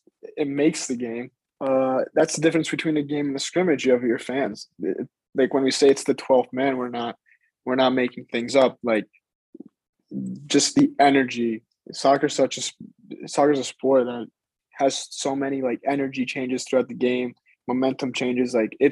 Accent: Greece; born there; I was born in Greece, like my whole family's from Greece, like that's a big part of my identity.

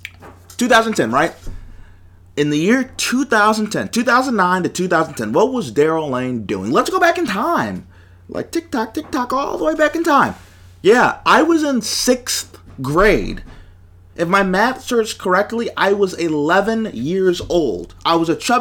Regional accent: Buffalo, New York, United States; as a Buffalonian

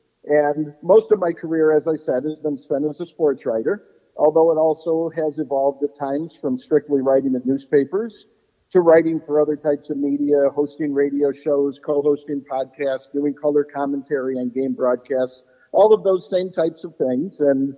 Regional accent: Susquehanna, Pennsylvania, United States; I grew up in Susquehanna. It's a real small Pennsylvania town of about 2,000 people. It's less than 15 miles away from Camp Kiuma.

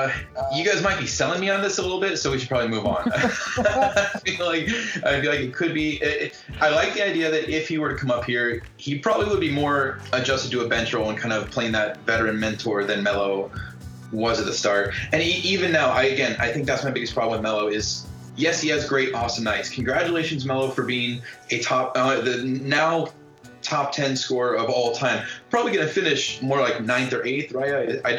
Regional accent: Portland, Oregon, United States; also born or lived in Los Angeles; I grew up in Portland. When people ask where I was born, obviously I say

